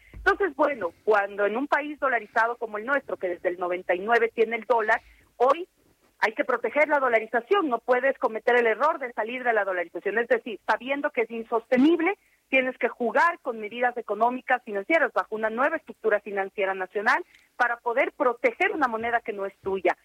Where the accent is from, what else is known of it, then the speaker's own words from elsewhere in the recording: Ecuador; mi país